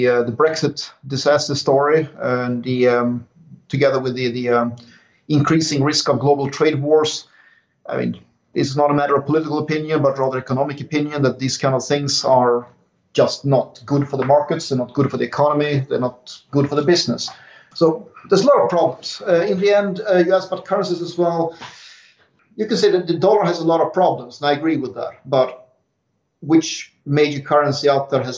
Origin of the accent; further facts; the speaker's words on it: Sweden; English is a second language; moved away; in my home country as well. It was back before I left